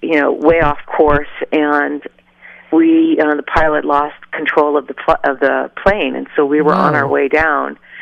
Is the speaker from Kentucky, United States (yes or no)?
no; Southern California, United States; now in Colorado, United States; I'm from Southern California